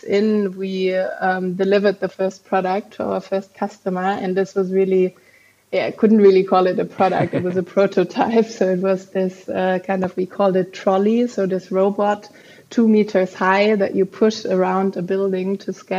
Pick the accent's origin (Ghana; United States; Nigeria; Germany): Germany; Frankfurt, Hesse; also born or lived in Munich / Copenhagen; I was born and raised in Frankfurt here in Germany